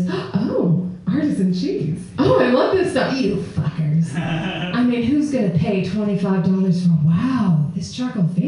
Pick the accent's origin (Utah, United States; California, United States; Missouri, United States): Utah, United States; also born or lived in Atlanta; now in San Francisco, United States; I grew up in Utah